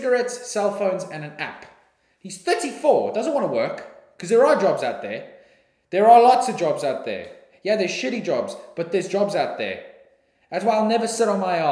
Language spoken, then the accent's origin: English; South Africa; moved away as an adult; now in Australia; I'm from South Africa